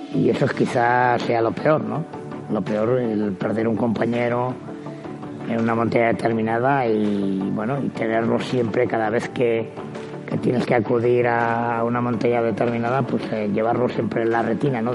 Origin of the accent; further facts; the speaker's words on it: Basque Country, Spain; nací en el País Vasco, porque la cultura y la tradición de montaña que tenemos allá pues es eh, inmensa